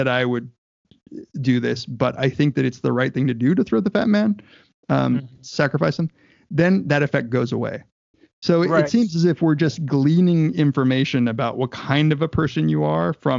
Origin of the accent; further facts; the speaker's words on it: Southern California, United States; I grew up in Southern California